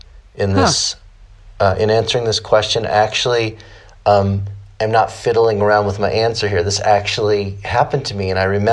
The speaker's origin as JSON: {"language": "English", "town": "Cleveland", "region": "Ohio", "country": "United States", "tie": "born or raised there", "said": "I'm from Cleveland, Ohio"}